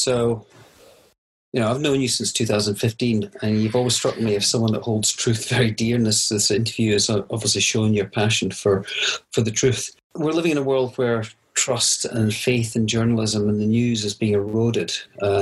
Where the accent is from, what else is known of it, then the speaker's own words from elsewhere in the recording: Scotland, United Kingdom; a completely Scotch man of a certain age brought up to take it on the chin and just get on with life and don't complain